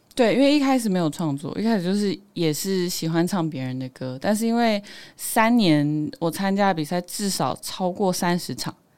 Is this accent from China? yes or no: no; Taiwan; accent: Sihai Hakka accent; first language Hakka; moved away as an adult; now in Taipei, Taiwan; 我的腔调比较特别，叫四海腔